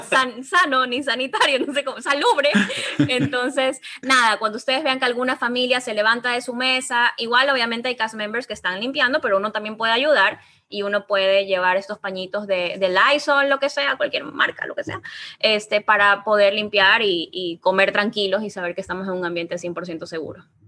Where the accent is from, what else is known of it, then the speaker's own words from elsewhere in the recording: Ecuador; somos ecuatorianos, no somos mexicanos